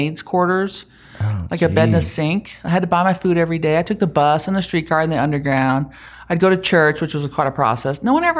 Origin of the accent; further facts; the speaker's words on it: Germany; now in Utah, United States; No, I grew up in Germany.